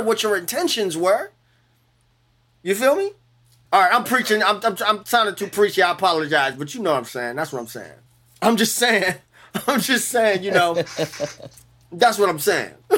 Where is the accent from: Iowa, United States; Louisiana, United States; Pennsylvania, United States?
Louisiana, United States; New Orleans; I'm from New Orleans.